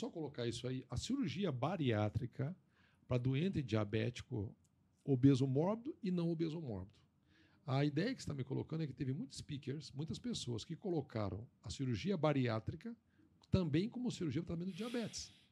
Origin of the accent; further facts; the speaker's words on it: Brazil; nós, como amigos, como brasileiros